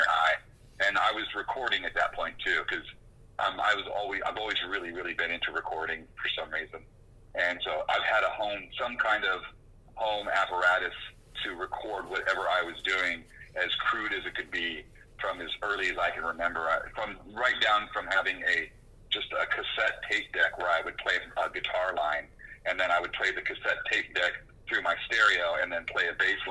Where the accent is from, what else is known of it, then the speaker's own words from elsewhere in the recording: Oxnard, California, United States; moved away as an adult; also born or lived in Ventura, California / New York / New Orleans; I grew up in a small suburb just south called Oxnard